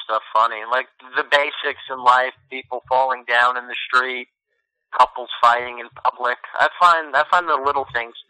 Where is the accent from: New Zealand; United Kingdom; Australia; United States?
United States; New Jersey; also born or lived in Staten Island, New York / upstate New York; I was born in Staten Island, lived in upstate New York and Staten Island for a little, and I've been in Jersey since I'm about 6 years old.